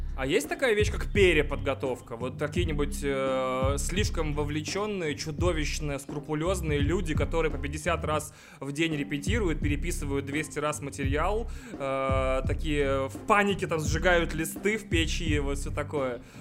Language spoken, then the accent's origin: Russian; Russia; now in Moscow, Russia; И вообще из Бубенской области